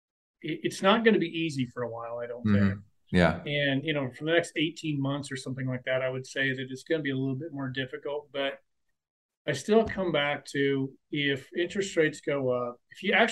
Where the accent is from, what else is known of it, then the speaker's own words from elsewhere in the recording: central Nebraska, United States; moved away; I'm from central Nebraska